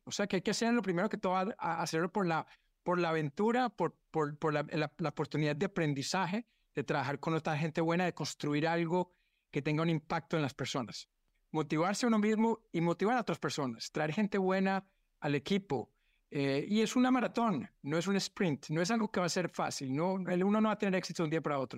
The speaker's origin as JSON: {"language": "Spanish", "country": "Colombia", "also_born_or_lived": "United States", "moved": "yes", "lives_now": "Brazil", "said": "siendo colombiano en Brasil"}